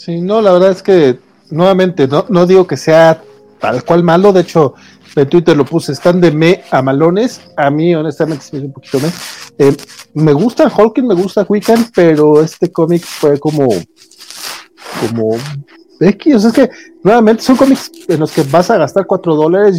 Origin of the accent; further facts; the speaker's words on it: Mexico; como buen mexicano, ah. tengo nombre compuesto